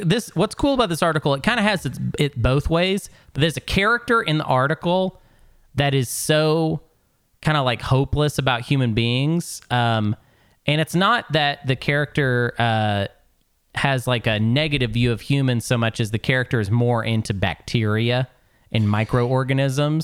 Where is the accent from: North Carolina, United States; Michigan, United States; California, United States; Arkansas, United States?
Arkansas, United States; moved away; also born or lived in Portland, Oregon; I'm actually from here originally